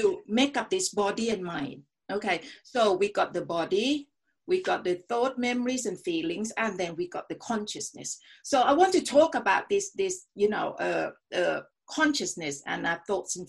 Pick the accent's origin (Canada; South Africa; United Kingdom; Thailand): Thailand; also born or lived in United States; I was brought up in a country that is really, you know, brainwashed. That was during the Vietnam War. Okay, so went to America for 1 year. It's really an eye-opening experience, you know, to see they protest against the Vietnam War, whereas in Thailand at that time I was, you know, 16-17